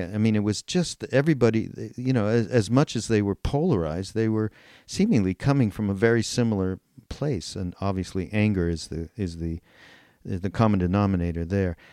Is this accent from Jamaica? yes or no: no; Montreal, Quebec, Canada; I'm from Montreal, and as you know, these Canadians, we Canadians, are fairly apolitical, and I grew up in a completely apolitical household